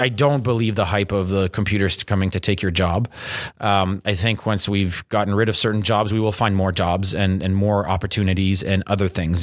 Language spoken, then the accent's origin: English; Canada; we're Canadian